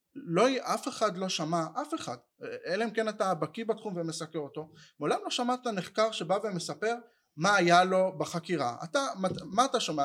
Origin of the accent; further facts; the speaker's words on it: Kfar HaRoeh, Central District, Israel; ילדות בכפר הרועה, זה מושב אה, דתי לאומי בין חדרה לנתניה